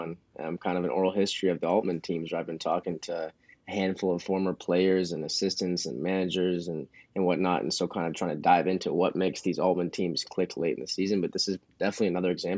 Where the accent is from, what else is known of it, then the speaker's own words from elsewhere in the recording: Ann Arbor, Michigan, United States; moved away as an adult; now in Eugene, United States; I'm originally from Ann Arbor, Michigan